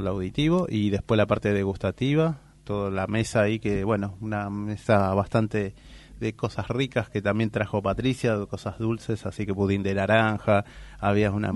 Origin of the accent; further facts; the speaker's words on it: Buenos Aires, Argentina; yo soy de ahí de Villaluro